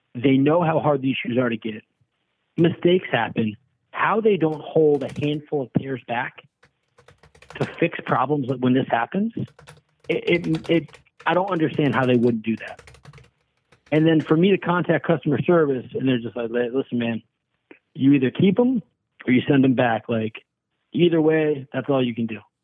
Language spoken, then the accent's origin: English; Chicago, Illinois, United States; moved away; also born or lived in Los Angeles; I'm actually from Chicago originally